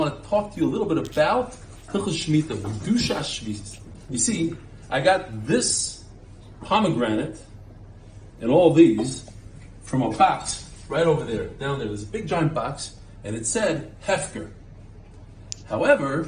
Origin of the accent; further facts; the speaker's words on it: United States; now in Israel; as an American